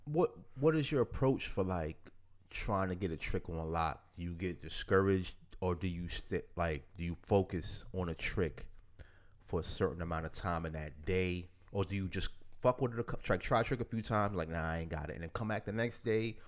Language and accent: English; Middletown, New York, United States; growing up in Middletown, as shitty as of a town it was to skate